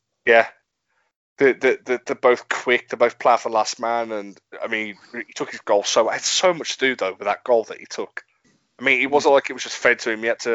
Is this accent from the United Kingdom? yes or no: yes; England, United Kingdom; we're English